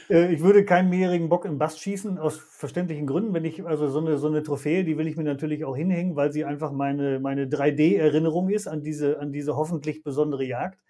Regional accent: Germany; wir als Deutsche

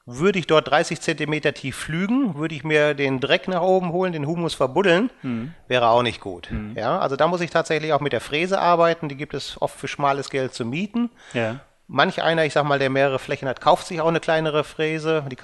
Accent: North Rhine-Westphalia, Germany; Also ich sag mal, ich bin im Sauerland aufgewachsen, ich kenne da die Mittelgebirgsreviere

